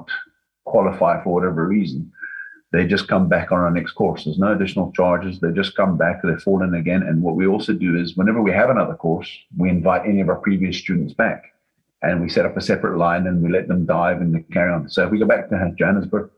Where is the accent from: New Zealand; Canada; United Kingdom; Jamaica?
United Kingdom; Scotland; being Scottish